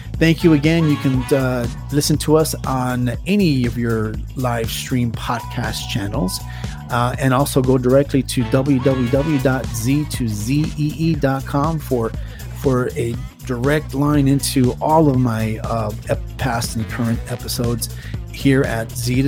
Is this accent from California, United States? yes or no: yes; California, United States; moved away; Again, I love my state, love it very much, born and raised in California.